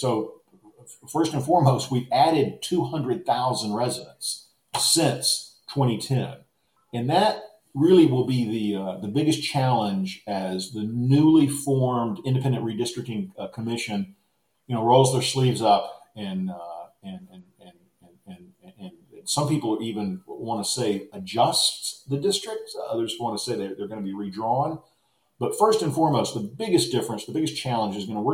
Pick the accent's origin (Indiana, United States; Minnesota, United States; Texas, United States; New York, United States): Texas, United States; Austin; It's my hometown. I've been able to practice the craft that I'm trained to do, and it's all happened in Austin, Texas